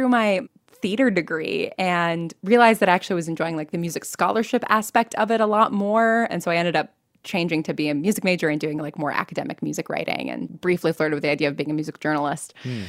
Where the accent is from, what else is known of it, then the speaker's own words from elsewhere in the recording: New York, United States; had gone to college for theater and music in the hopes of eventually moving back to New York where I grew up and being on Broadway.